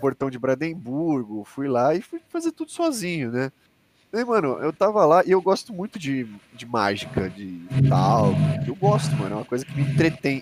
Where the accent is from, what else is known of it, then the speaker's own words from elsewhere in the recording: Brazil; eu falava que era do Brasil